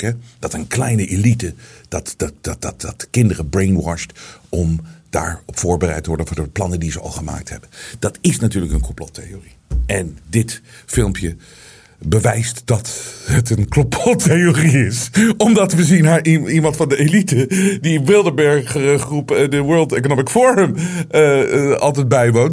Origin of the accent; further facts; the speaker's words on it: Netherlands; wij als Nederlanders